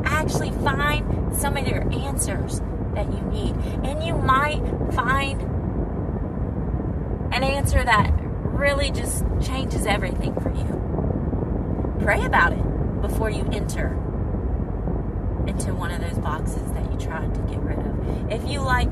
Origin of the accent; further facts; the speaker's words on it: United States; moved away as an adult; also born or lived in Saudi Arabia; I'm an American